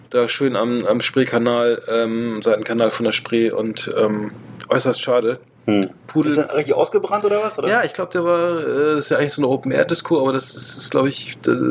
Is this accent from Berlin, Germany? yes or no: no; Bremen, Germany; ich, meine, ich komme aus Bremen